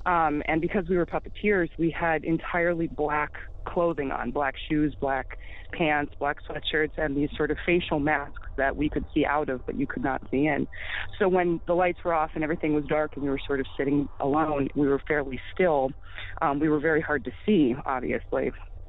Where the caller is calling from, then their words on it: Western Massachusetts, United States; Hi, I'm calling from Massachusetts.